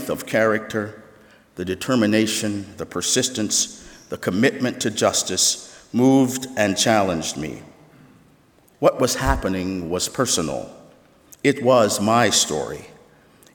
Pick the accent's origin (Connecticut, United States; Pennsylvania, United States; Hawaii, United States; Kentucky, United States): Pennsylvania, United States; Pittsburgh; I was born in Pittsburgh, Pennsylvania, and the first 8 years of my life were spent in the heart of the African American community. When I was 8 years of age, my family moved to a rural setting, buying a 10-acre farm some 40 minutes outside of the city